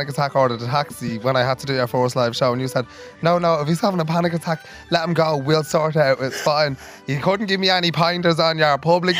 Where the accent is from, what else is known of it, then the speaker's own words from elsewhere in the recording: Ireland; Oh, I love that we're Irish since we're out of the womb.